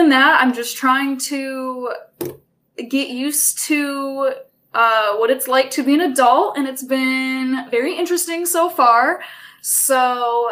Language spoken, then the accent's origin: English; Port Huron, Michigan, United States; moved away; I'm originally from Port Huron, Michigan